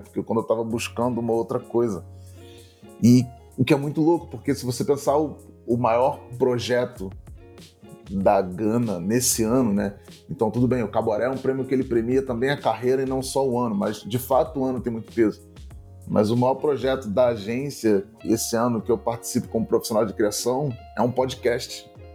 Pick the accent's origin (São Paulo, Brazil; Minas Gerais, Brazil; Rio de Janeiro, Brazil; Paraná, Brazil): Rio de Janeiro, Brazil; Niterói; Eu sou de Niterói, vizinho da, da Samanta